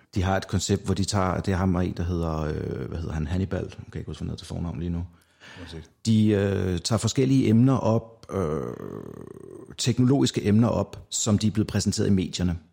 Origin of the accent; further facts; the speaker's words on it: North Zealand, Capital Region of Denmark, Denmark; da jeg kommer fra Nordsjælland af, så jeg var vant til at rende rundt udenfor i i mørket